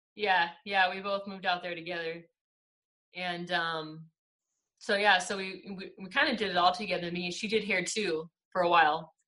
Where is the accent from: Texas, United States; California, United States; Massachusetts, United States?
California, United States; Victorville; also born or lived in Upland, California; I grew up in California, in the high desert. I was I was born in Upland, and I lived in uh, Victorville, the high desert. I lived there till I was 21